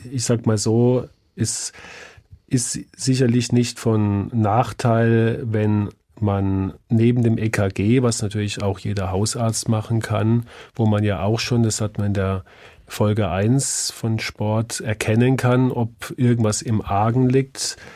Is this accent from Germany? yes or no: yes; southwestern Germany, Germany; sportlichsten scheinen die Menschen im Südwesten zu sein. Zufälligerweise, das ist der Landstrich, wo ich herkomme